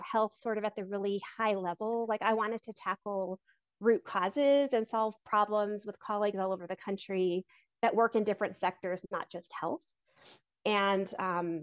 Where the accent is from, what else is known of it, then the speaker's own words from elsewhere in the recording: Albuquerque, New Mexico, United States; moved away as an adult; also born or lived in Arizona / Texas / New Jersey; I grew up in the South Valley area in Albuquerque in a two-parent household with two older siblings